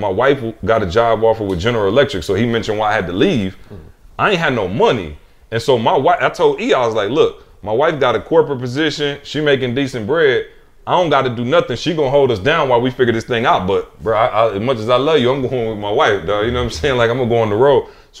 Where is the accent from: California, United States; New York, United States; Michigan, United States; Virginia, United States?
Michigan, United States; Lansing; I'm from Lansing, Michigan, bro. We don't have nothing like that.